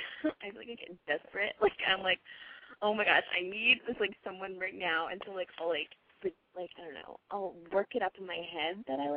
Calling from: Connecticut, United States

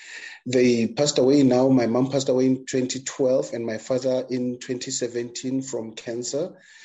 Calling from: Johannesburg, Gauteng, South Africa; Okay, I'm joining you from Johannesburg, South Africa.

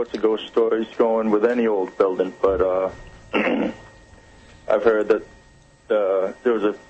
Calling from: Wareham, Massachusetts, United States; I'm from Wareham.

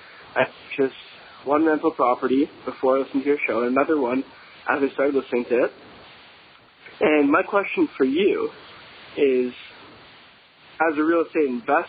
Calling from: Toronto, Ontario, Canada; I'm from Toronto, Canada.

